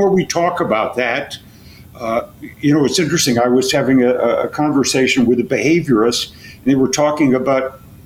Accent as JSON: {"language": "English", "town": "Chicago", "region": "Illinois", "country": "United States", "tie": "born or raised there", "said": "I was raised in Chicago"}